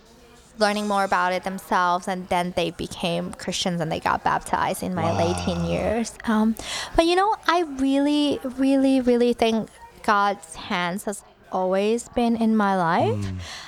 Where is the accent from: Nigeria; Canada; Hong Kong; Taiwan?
Hong Kong; Yeah, so I was born in Hong Kong. Very, like, kind of middle class.